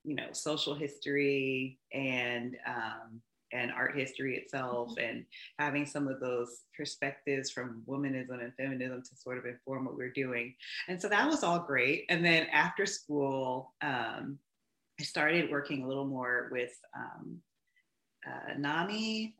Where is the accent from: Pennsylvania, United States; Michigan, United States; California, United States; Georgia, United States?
Georgia, United States; Atlanta; I'm born and raised in Atlanta, Georgia. I call myself a Southerner with some Northern sensibilities